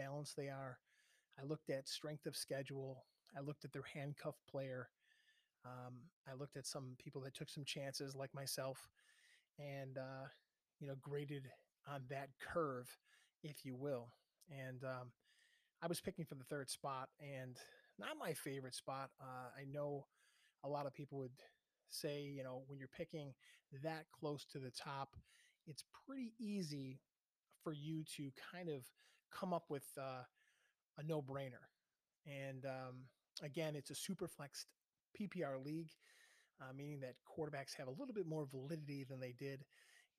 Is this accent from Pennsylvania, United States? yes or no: no; Buffalo, New York, United States; I'm from Buffalo